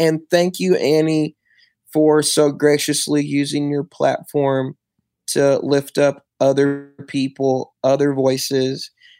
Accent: Michigan, United States; moved away as an adult; now in Houston, United States; then the Detroit Pistons because I'm from Michigan.

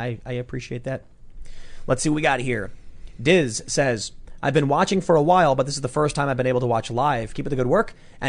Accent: Chicago, Illinois, United States; And I'm from Chicago.

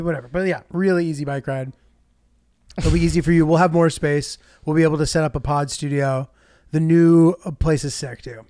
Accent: United States; I'm American

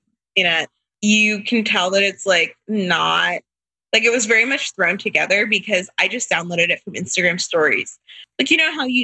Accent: Tampa, Florida, United States; So we're from Tampa, but when we first got married, he was working at a church, not here. So we moved, but we moved back in 2018

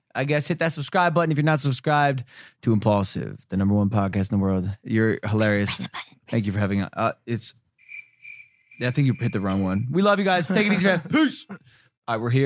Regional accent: Ohio, United States; I grew up in Ohio, so we used to hunt deer.

